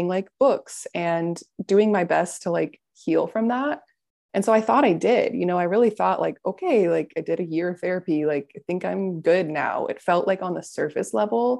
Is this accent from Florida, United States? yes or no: yes; Florida, United States; I'm from Florida